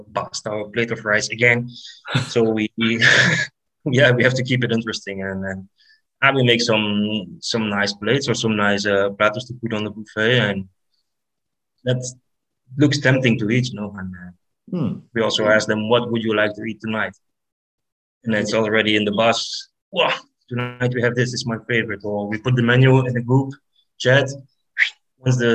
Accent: Belgium; I'm from Belgium

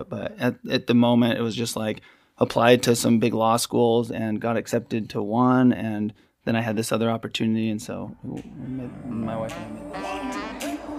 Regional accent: Utah, United States; moved away as an adult; also born or lived in Hawaii / Crested Butte, Colorado / Salt Lake City; I grew up in Utah

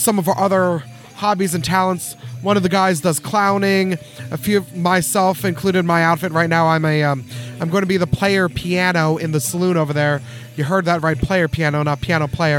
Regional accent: Philippines; now in North Texas, United States; Two of the founding members, myself again included, were from the Philippines, where literally, hand to God, in my hometown in the Philippines, festivals for the durian.

